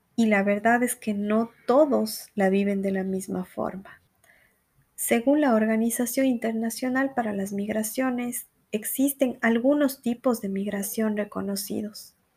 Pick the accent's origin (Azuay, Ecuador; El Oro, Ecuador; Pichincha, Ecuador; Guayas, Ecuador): Azuay, Ecuador; Cuenca; accent: cuencano; moved away as an adult; now in Brazil; tengo un acento cuencano muy fuerte